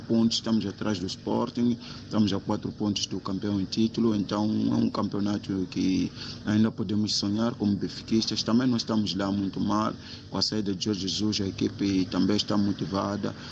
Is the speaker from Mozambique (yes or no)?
yes; Mozambique; sou moçambicano